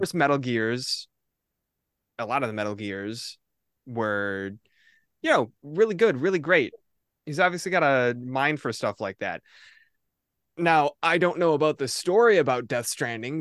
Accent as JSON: {"language": "English", "region": "Midwest", "country": "United States", "said": "I'm a boy from the Midwest"}